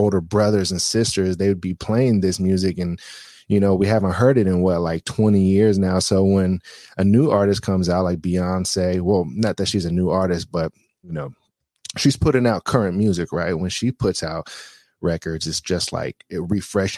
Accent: Bay Area, California, United States; I'm from the Bay Area

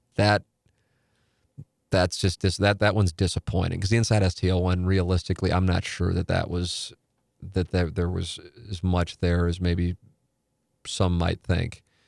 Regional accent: St. Louis, Missouri, United States; I'm in my hometown

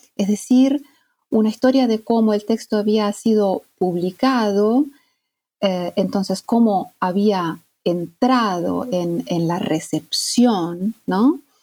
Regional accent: Italy; moved away as an adult; also born or lived in Argentina; yo soy mm, italiana y toda mi formación hasta digamos, la formación académica la hice en Italia

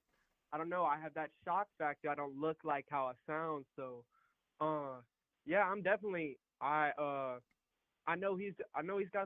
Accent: Alabama, United States; I'm from Alabama

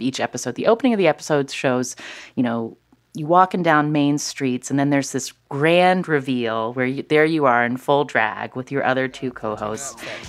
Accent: Charleston, West Virginia, United States; I grew up in Charleston, West Virginia.

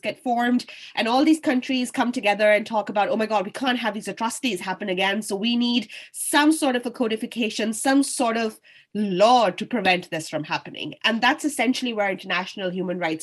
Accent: Lahore, Punjab, Pakistan; moved away as an adult; now in Dublin, Ireland; I am from Lahore. I was born and bred there.

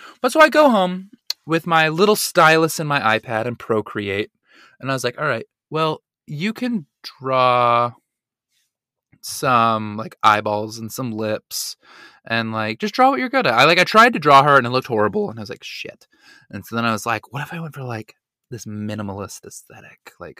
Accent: Utah, United States; now in New York, United States; I'm from Utah.

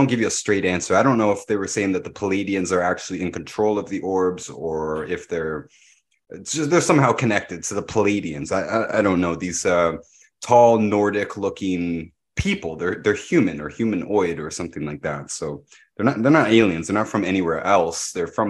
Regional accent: Pickering, Ontario, Canada; the nuclear power plant that I grew up next to in Pickering, Ontario.

